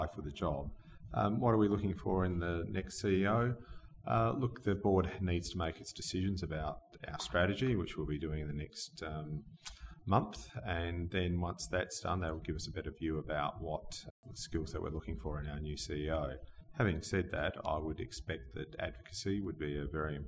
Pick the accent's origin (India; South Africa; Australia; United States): Australia; moved away as an adult; also born or lived in eastern states of Australia; this is my hometown. This is where I grew up